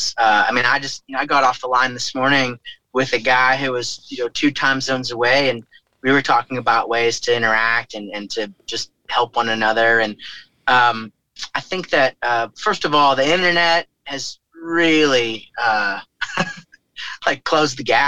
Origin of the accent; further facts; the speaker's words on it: St. Louis, Missouri, United States; Washington University here in my hometown